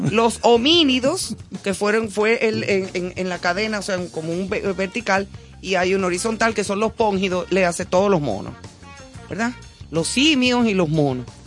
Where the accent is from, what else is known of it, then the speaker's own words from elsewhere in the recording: Santo Domingo, Distrito Nacional, Dominican Republic; also born or lived in Madrid; crecí y me crié en Gascue.